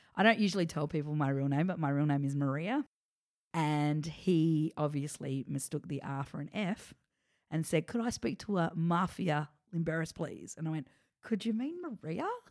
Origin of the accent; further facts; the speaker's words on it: Adelaide, South Australia, Australia; moved away as an adult; also born or lived in Melbourne; I grew up in Adelaide acting all through my childhood